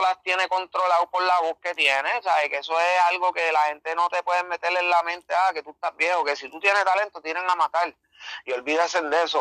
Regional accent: Las Piedras, Puerto Rico; also born or lived in Humacao, Puerto Rico; soy del pueblo de Las Piedras, del barrio Boquerón, nacido en Humacao

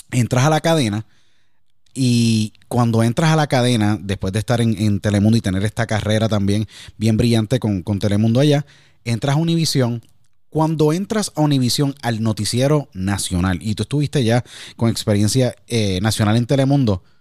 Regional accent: San Juan, Puerto Rico; yo nací en San Juan, me crié en San Juan, estudié en la Academia Nuestra Señora de la Providencia, la Providencia de Cupay, como tú decíamos, en, eh, decimos allá en San Juan.

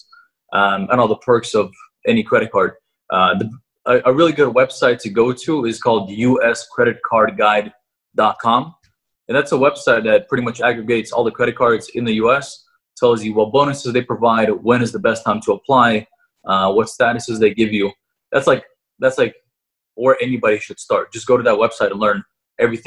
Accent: Russia; now in United States; I was born in Russia, but I am living in the U.S.

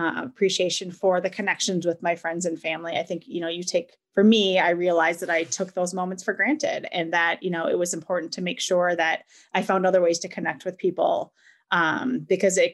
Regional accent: Wisconsin, United States; I was born and raised in Wisconsin.

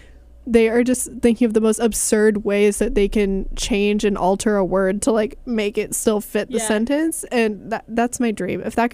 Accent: Massachusetts, United States; I'm from Massachusetts.

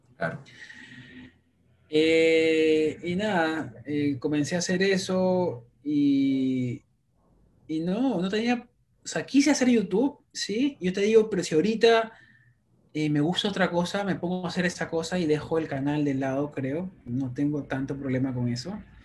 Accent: Lima, Peru; now in New York City, United States; soy peruano de nacimiento, limeño

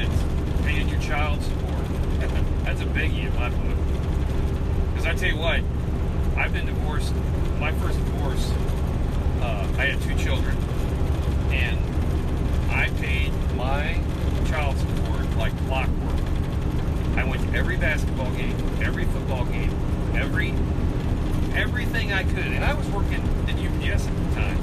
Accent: United States; I'm still from America

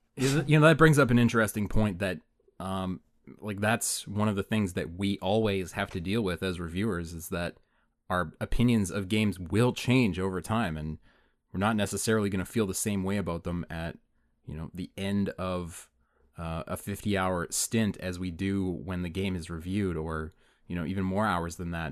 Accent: Canada; we're Canadian, we're in Canada

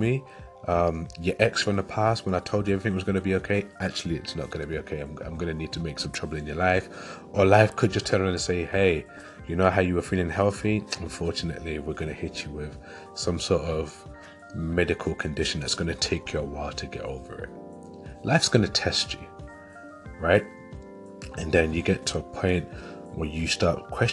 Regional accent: London, United Kingdom; moved away as an adult; now in Leeds, United Kingdom; I grew up in London, so growing up and living in London for 25 years

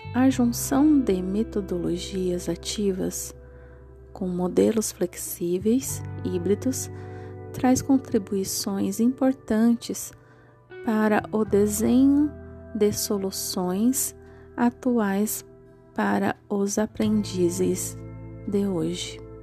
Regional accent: Santo André, São Paulo, Brazil; sou da cidade de Santo André

